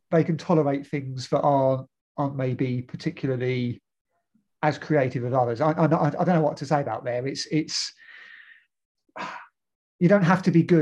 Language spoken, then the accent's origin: English; Newcastle, North East England, United Kingdom; you know, we're, we're from Newcastle, so we're just going to go.